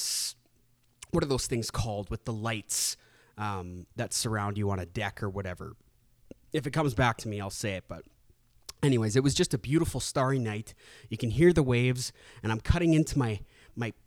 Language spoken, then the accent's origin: English; Canada; my native tongue back now that I'm back in Canada.